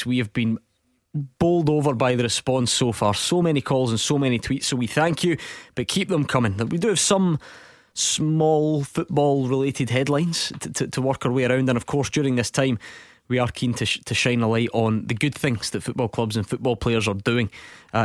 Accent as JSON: {"language": "English", "town": "Motherwell", "region": "Scotland", "country": "United Kingdom", "tie": "born or raised there"}